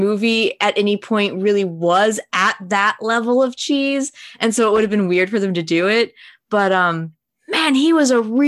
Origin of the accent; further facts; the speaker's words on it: United States; As an American